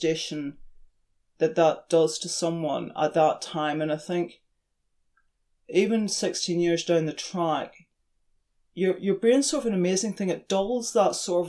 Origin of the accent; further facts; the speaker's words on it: Ireland; moved away as an adult; now in New Zealand; when I was brought up in Ireland, we lived beside the ocean and the mountains